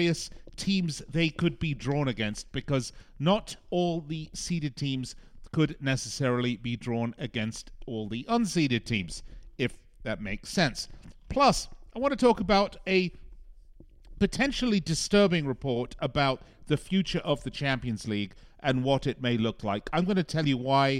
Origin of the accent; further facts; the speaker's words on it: Las Vegas, Nevada, United States; here in my hometown of Las Vegas.